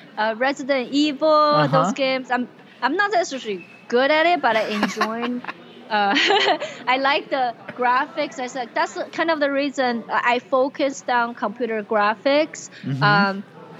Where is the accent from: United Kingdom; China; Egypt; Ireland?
China; now in United States; as a kid growing up in China